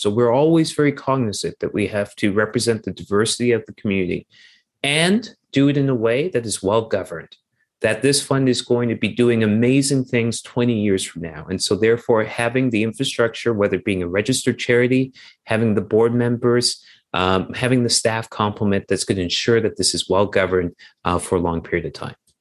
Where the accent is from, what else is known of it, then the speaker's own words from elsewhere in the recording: Toronto, Ontario, Canada; moved away as an adult; also born or lived in United States / Europe / South America; I'm originally from Toronto, so I'm from Toronto.